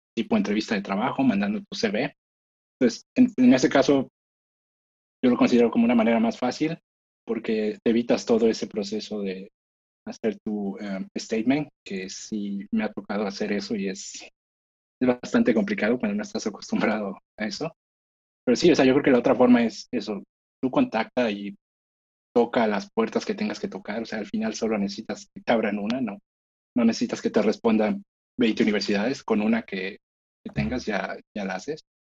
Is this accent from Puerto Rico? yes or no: no; Mexico; moved away as an adult; now in Boston, United States; nosotros como mexicanos